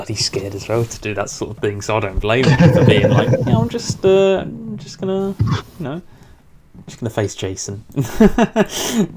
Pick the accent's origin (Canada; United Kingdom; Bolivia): United Kingdom; being British